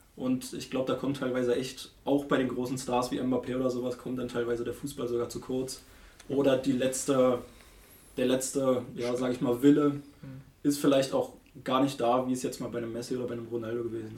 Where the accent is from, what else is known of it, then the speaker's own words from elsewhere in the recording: Germany; als Deutscher